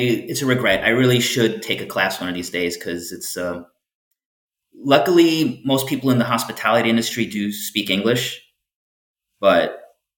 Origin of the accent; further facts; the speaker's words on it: Farmingdale, New York, United States; moved away as an adult; now in Miami, United States; it's not just the suburbs of New York where I grew up. Town that's called Farmingdale